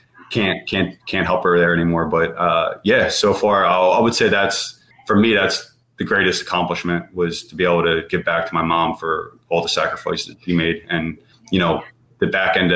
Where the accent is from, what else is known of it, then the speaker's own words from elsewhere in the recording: Philadelphia, Pennsylvania, United States; growing up in Philly, you know, I barely left my neighborhood